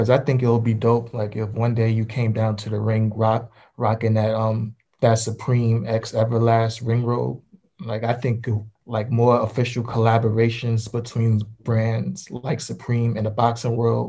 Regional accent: New York, United States; I'm from NY, so like if I wear them like out of state, I feel like I'm like stereotyping myself if I wear them.

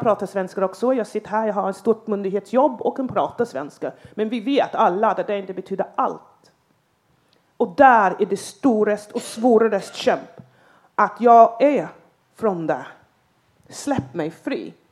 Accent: England, United Kingdom; Swedish is a second language; now in Sweden

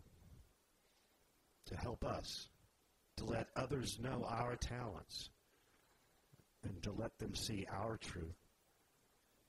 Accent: the South, United States; We grew up in the South, where you know, you fear the Lord

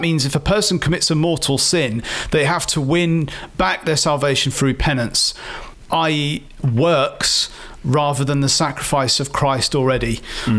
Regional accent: Oxford, South East England, United Kingdom; my hometown of Oxford

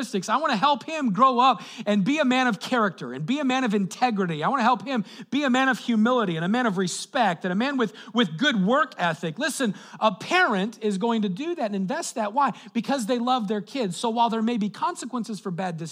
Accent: Colorado, United States; moved away; I grew up in Colorado.

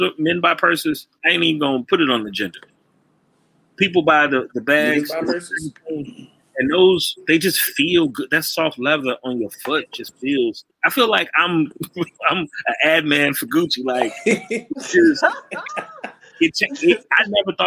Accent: Chicago, Illinois, United States; I'm from Chicago

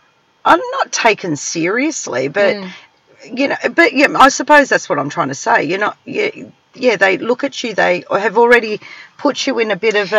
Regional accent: South Yarra, Victoria, Australia; I was from South Yarra.

